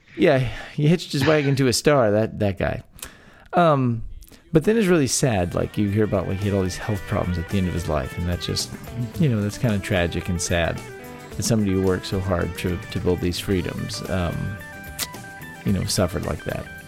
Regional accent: Texas, United States; born or raised there

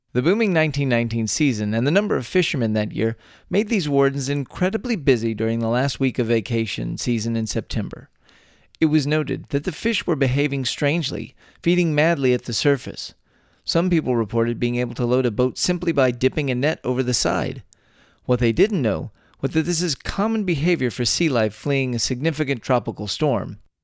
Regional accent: Texas, United States; born or raised there

